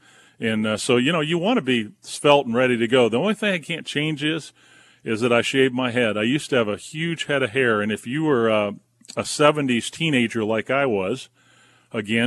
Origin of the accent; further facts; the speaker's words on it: Southern California, United States; moved away as an adult; also born or lived in Wilmington, North Carolina / New Mexico; I grew up in Southern California until I went off to college.